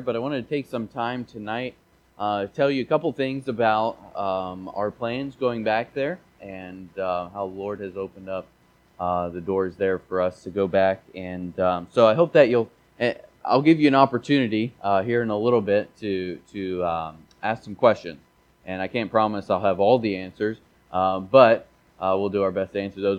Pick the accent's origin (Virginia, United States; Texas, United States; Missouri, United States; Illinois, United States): Missouri, United States; I grew up in Missouri, and we didn't really speak a lot of French there.